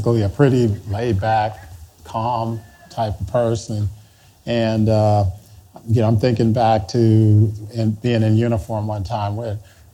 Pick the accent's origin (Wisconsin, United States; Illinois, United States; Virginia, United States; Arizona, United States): Illinois, United States; Chicago; moved away; I'm from Chicago